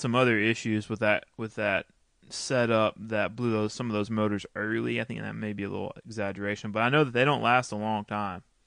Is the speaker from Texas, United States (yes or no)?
yes; Texas, United States; I grew up racing motocross in Texas